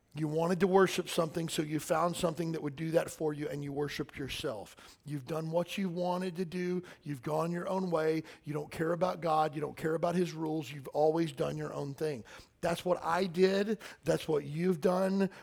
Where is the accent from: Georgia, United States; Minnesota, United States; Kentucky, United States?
Kentucky, United States; I'm from Kentucky